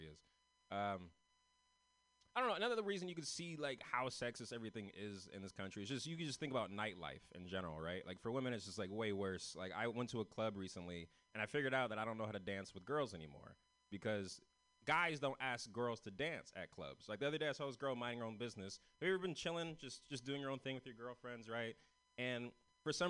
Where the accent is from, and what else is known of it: San Francisco, California, United States